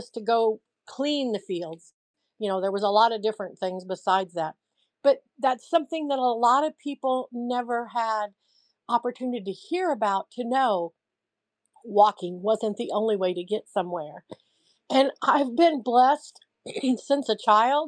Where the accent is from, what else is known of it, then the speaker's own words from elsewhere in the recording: Central Illinois, United States; I came from a poor farm family, but I came from Central Illinois in the USA